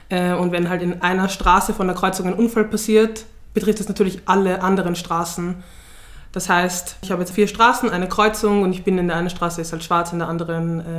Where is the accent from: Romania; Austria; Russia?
Austria; Vienna; Ja, aus Wien, woher kommst du wirklich? Aus Floridsdorf, willst du die Adresse wissen oder so.